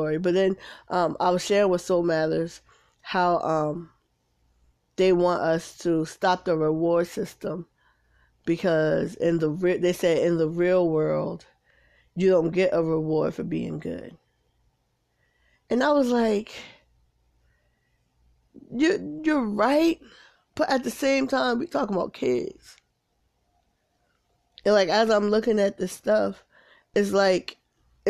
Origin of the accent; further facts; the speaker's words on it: Paterson, New Jersey, United States; now in South Carolina, United States; my hometown, Patterson